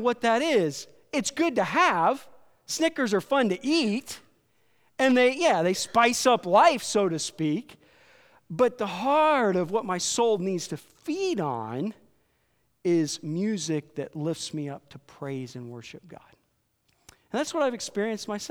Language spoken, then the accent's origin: English; Iowa, United States; I grew up in Iowa, so there's country music stations in every town